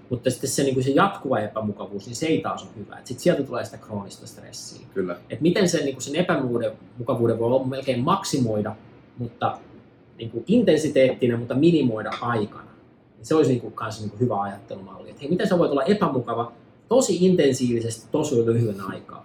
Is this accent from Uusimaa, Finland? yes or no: no; near Tampere, Pirkanmaa, Finland; moved away as an adult; also born or lived in New York; now in Los Angeles, United States; mä ää, synnyin ja kasvoin tuossa Pirkanmaalla ää, noin 30 minuutin päästä Tampereelta, semmoisessa pienessä maa, maatilassa